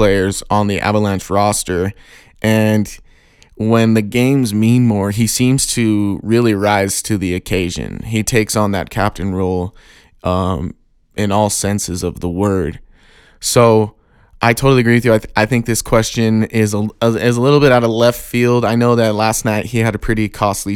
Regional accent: Pueblo, Colorado, United States; a local hockey team, hockey club here in my hometown called the Pueblo Bulls

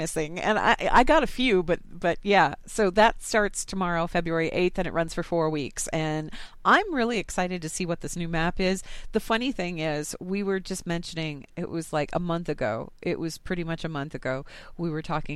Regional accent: Colorado, United States; I'm from Colorado

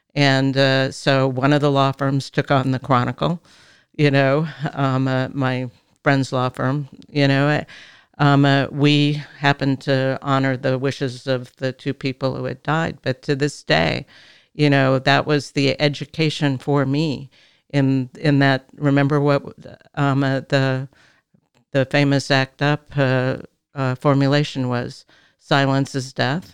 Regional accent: California, United States; I was raised in Arenda. You know, I'm a third generation Californian.

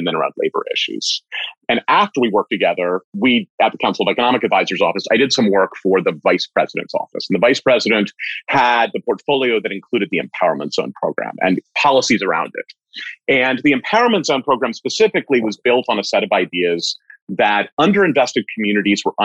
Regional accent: Bethesda, Maryland, United States; I grew up in Bethesda

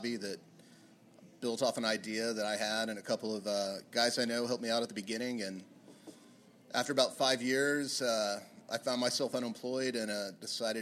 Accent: Oklahoma City, Oklahoma, United States; I'm from Oklahoma City, born and raised

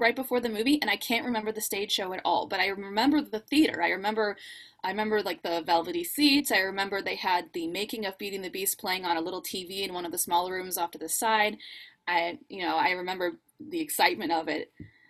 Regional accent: Germantown, Tennessee, United States; moved away as an adult; also born or lived in Burbank, California / Orlando, Florida; Well, I was born in Burbank, California, and we lived there until I was 10. And when I was 10 years old, we moved to Germantown, Tennessee, which is right outside of Memphis.

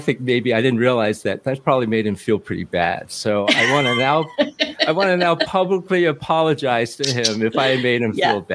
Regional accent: Hong Kong; now in New York, United States; I was born in Hong Kong

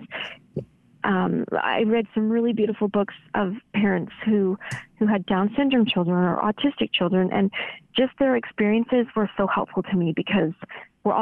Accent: Canada; now in United States; I'm a Canadian

